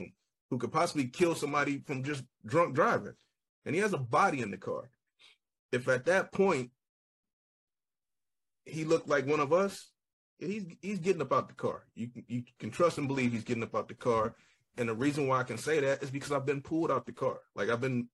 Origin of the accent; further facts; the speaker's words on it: Dayton, Ohio, United States; I am still from West Side Dayton